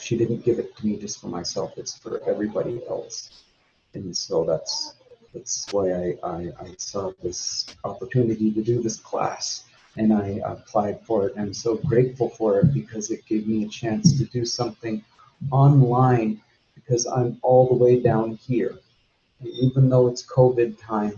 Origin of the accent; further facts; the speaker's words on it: Fairbanks, Alaska, United States; also born or lived in Minto, Alaska; I was born in Fairbanks in 1980, and then my earliest memories are in Minto with my family